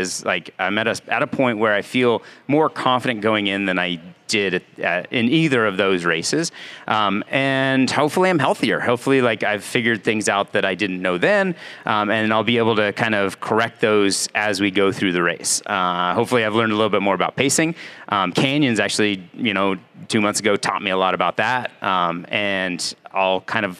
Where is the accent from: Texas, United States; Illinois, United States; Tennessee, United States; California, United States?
California, United States; Elk Grove; now in Bend, United States; I grew up in Elk Grove